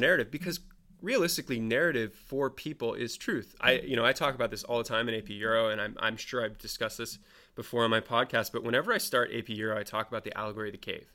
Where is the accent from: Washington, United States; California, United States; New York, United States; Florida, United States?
California, United States; Marin County; I lucked into being born in and live in Marin County